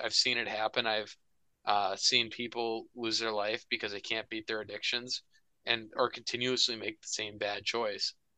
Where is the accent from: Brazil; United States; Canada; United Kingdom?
United States; Minnesota; hockey in Minnesota growing up